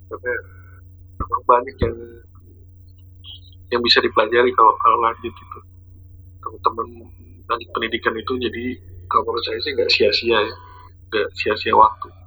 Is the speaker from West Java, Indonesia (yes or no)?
no; East Java, Indonesia; Merantau wah, kalau merantau sih gue kan dari Jawa ya. Dari Jawa Timur. Jadi kuliah di NI dulu itu juga merantau waktu masih mahasiswa.